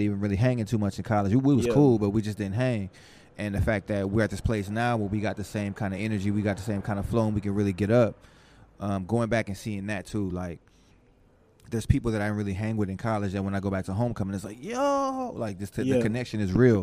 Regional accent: New Orleans, Louisiana, United States; moved away; I was born in New Orleans

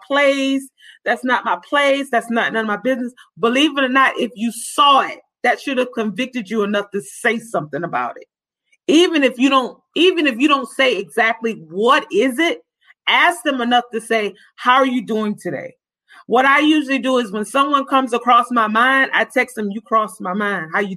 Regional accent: Orangeburg, South Carolina, United States; I'm from Orangeburg. I know people in this area

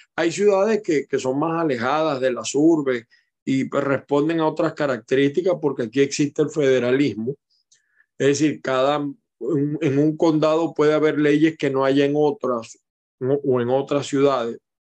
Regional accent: Maracay, Aragua, Venezuela; now in United States; yo nací en Maracay y tengo mucha familia en Maracay

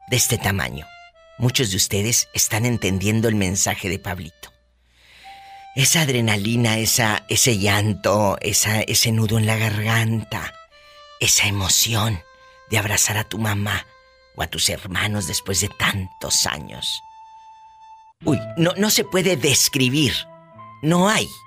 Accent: Tamaulipas, Mexico; Hay un beso a la gente de mi tierra, mi Tamaulipas querido. Lástima que haya tantas malas noticias por allá.

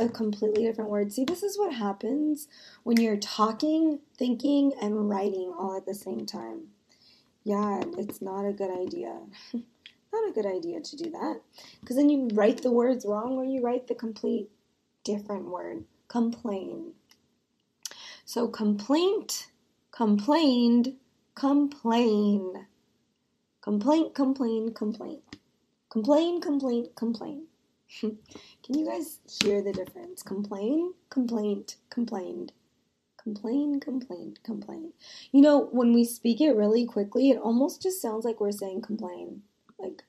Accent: United States; I am an American

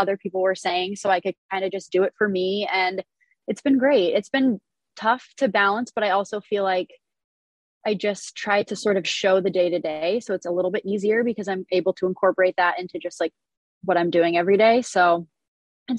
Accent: Erie, Pennsylvania, United States; moved away as an adult; now in Buffalo, United States; I'm originally from Erie, PA. I've been in Buffalo for the past 8 years

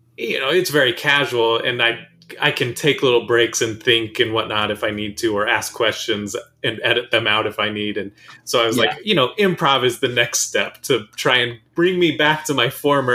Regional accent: United States; I'm an American.

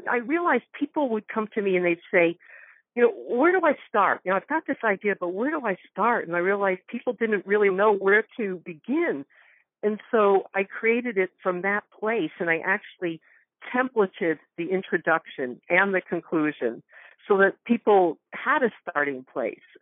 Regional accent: Northwest Connecticut, United States; moved away; I grew up in Connecticut. In fact, I just came back from there two days ago, Northwest Connecticut.

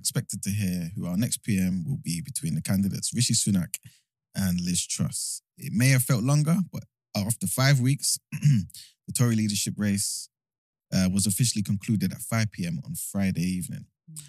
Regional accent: Nigeria; But typically, if someone asks me, I'm Nigerian, yeah, 100%.

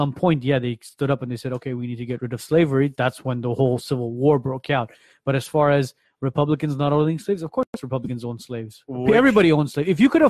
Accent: Armenia; I'm from Armenia.

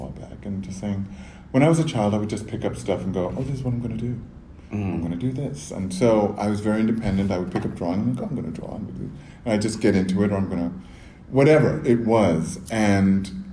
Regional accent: New York City, New York, United States; I'm from here. I was born and raised in the Bronx

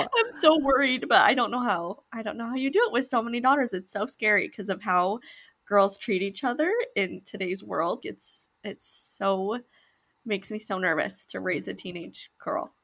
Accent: Utah, United States; we grew up in Utah

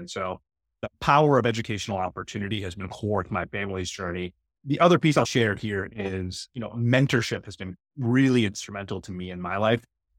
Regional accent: United States; the house where I grew up in the United States?

